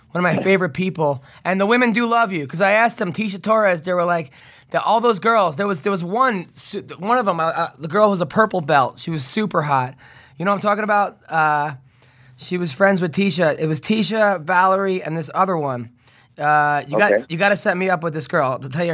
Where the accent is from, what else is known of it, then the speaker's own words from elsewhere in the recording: United States; I'm American.